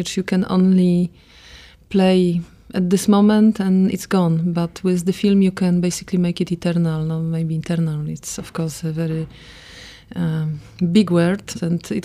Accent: Poland; I come from Poland

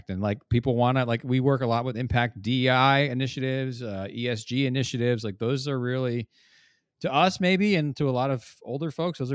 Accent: New York area, United States; moved away as an adult; I grew up in the New York area and always worked there

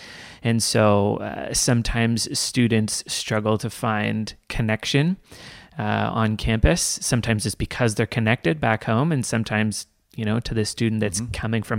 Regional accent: Toronto, Ontario, Canada; So the context that I grew up in, church-wise, my parents planted a church called Cornerstone

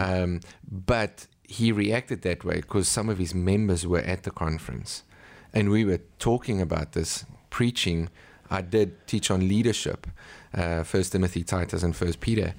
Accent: South Africa; I'm from South Africa.

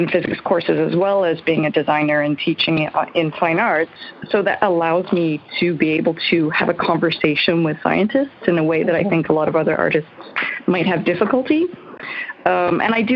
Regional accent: Newfoundland and Labrador, Canada; I'm from Newfoundland. currently calling from Cornerbrook

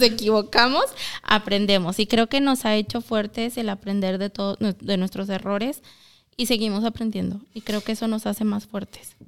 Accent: Zacatecas, Mexico; now in Milwaukee, United States; soy de Zacatecas

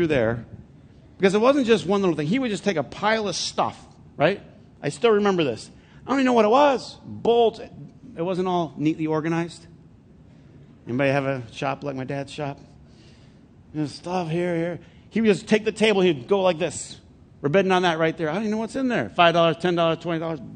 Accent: Flint, Michigan, United States; I'm from Flint

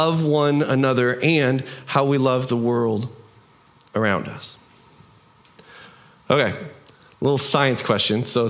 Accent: United States; We in our American culture

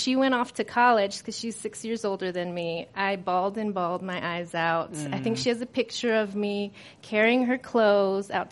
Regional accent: Virginia, United States; moved away; I was raised in Virginia

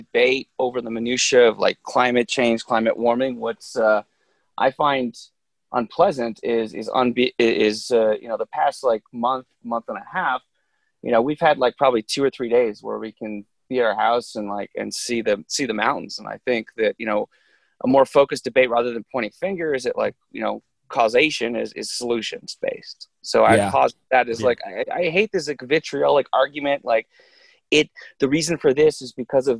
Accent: Vancouver, British Columbia, Canada; I grew up in Vancouver, Canada

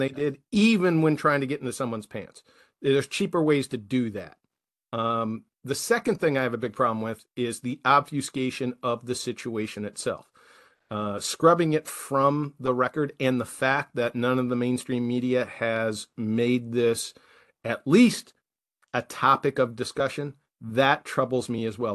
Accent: United States; the rest of us who are Americans

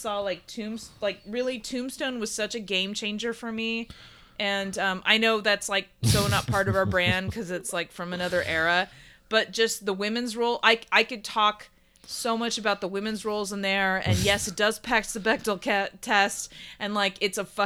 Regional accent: Houston, Texas, United States; moved away; I grew up in Houston

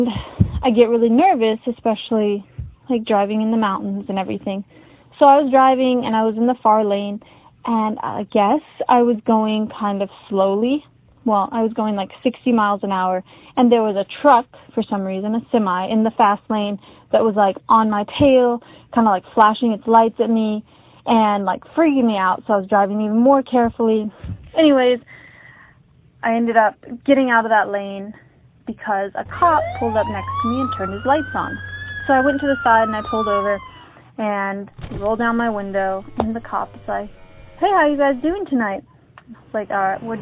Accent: Sacramento, California, United States; moved away; home for me was California

